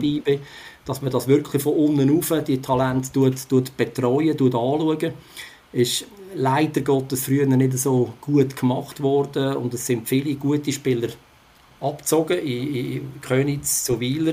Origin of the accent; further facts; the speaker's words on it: Switzerland; bei uns in der Schweiz